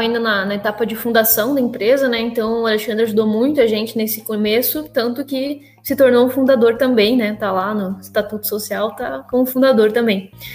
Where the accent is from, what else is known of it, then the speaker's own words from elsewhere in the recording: Mangueirinha, Paraná, Brazil; moved away as an adult; now in Curitiba, Brazil; nasci numa cidade do interior do Paraná, que se chama Mangueirinha